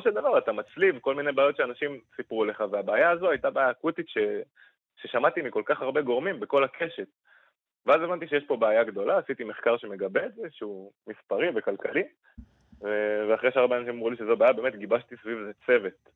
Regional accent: Kiryat Shmona, Northern District, Israel; בתור אחד שגדל בקריית שמונה

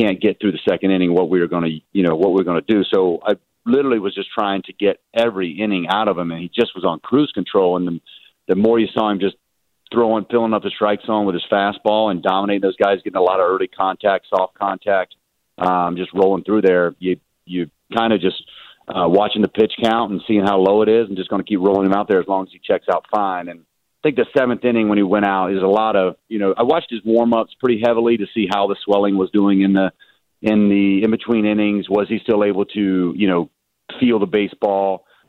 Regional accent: the South, United States

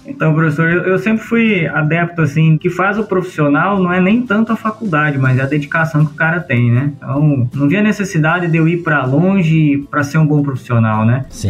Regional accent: Sorriso, Mato Grosso, Brazil; also born or lived in Rondonópolis; Eu sou natural aqui de Rondonópolis, mas fui criado desde bem, bem, bem moleque em Sorriso, né? Mais precisamente em Boa Esperança do Norte.

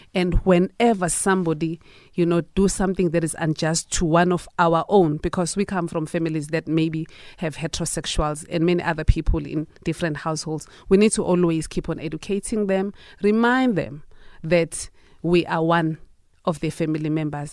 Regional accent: South Africa; as a South African citizen

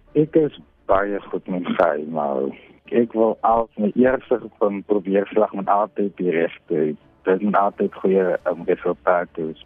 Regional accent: Wellington, Western Cape, South Africa; van Wellington

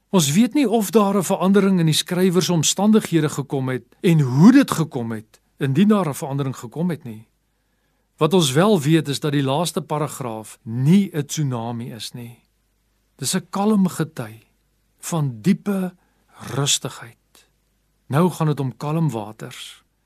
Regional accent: South Africa; also born or lived in Pretoria; Baie van ons as Afrikaners is grootgemaak

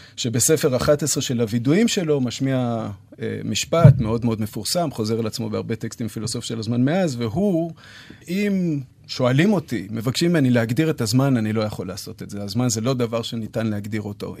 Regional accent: Jerusalem, Jerusalem District, Israel; אני מירושלים

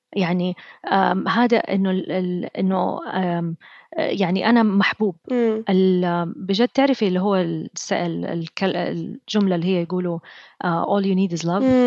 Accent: Saudi Arabia; أنا أول سعودية أروح وورتن

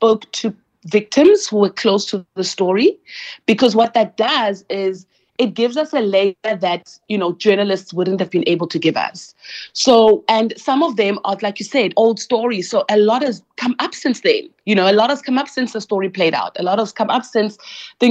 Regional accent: East London, Eastern Cape, South Africa; my hometown in East London

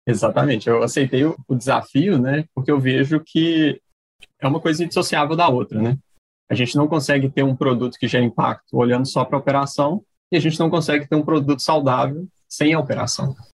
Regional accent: Timóteo, Minas Gerais, Brazil; now in Ceará, Brazil; Sou natural do leste de Minas, de Timóteo, mas atualmente falo aqui do, do Ceará, onde eu moro

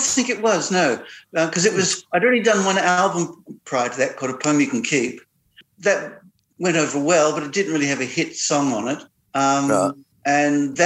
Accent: Albany, Western Australia, Australia; also born or lived in Perth; I grew up in Albany in Western Australia.

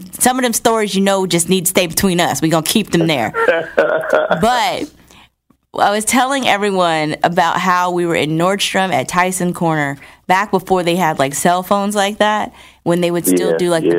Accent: New Jersey, United States; I'm originally from New Jersey

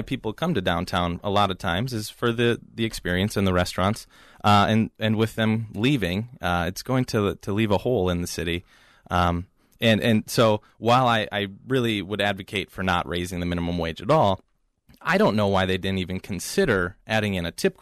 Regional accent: White Bear Lake, Minnesota, United States; also born or lived in Fargo-Moorhead area; now in Minneapolis, United States; I'm originally from White Bear Lake, Minnesota, born and raised here

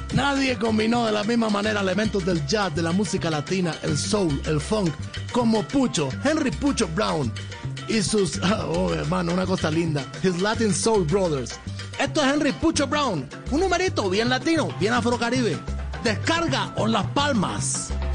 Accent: Cuba; yo te lo digo como ciudadano cubano

